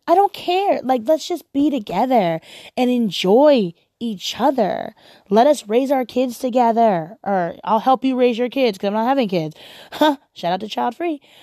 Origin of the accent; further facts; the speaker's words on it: Portland, United States; I'm from Portland